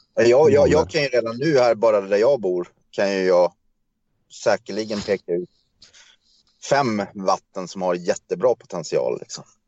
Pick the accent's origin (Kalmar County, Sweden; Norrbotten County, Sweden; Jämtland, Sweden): Kalmar County, Sweden; Kalmar; moved away as an adult; also born or lived in Stockholm; now in Köping, Sweden; Ja, jag är född i Stockholm. Eh, men egentligen så är jag uppvuxen i Kalmar.